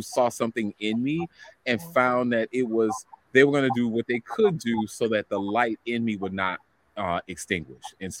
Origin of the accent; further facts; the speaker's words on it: New Orleans, Louisiana, United States; I grew up in New Orleans, Louisiana